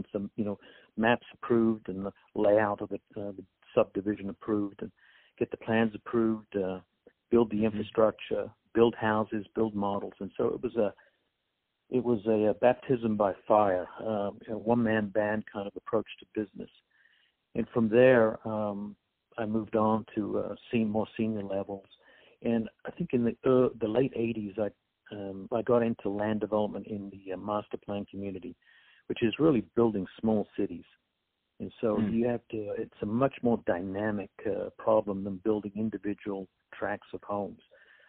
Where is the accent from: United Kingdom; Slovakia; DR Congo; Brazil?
United Kingdom; England; moved away as an adult; I was born and raised and educated in England